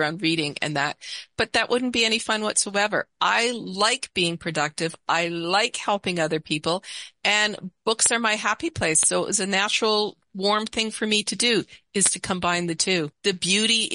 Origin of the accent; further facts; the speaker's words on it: Canada; also born or lived in Seattle area; now in Seattle, United States; I'm Canadian